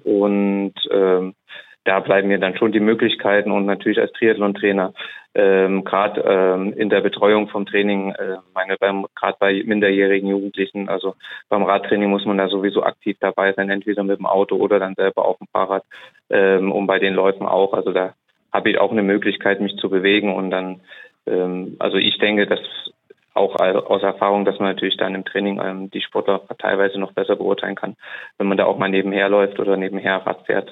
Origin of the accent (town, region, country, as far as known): Saarbrücken, Saarland, Germany; also born or lived in Neubrandenburg